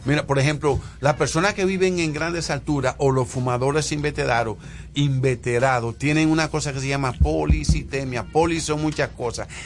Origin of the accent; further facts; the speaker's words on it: Santiago de los Caballeros, Santiago, Dominican Republic; yo soy de Santiago y en mi época de mi 11, 12 años de edad nosotros fuimos vecinos de, de, la familia de Abreu